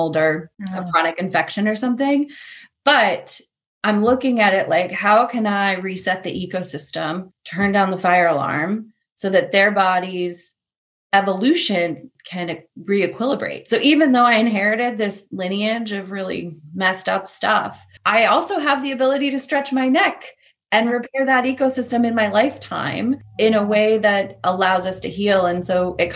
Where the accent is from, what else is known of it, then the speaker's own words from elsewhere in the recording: Portland, United States; I grew up in Portland